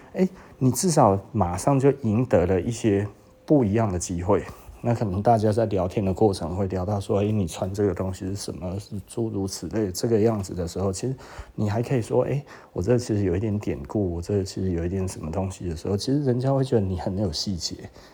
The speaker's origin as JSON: {"language": "Chinese", "country": "Taiwan", "said": "就我们台湾人不太想要被人呃尊重吗？"}